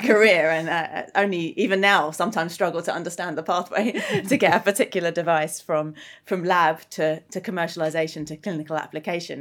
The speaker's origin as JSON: {"language": "English", "town": "Greenwich", "region": "London", "country": "United Kingdom", "tie": "born or raised there", "said": "growing up in Greenwich"}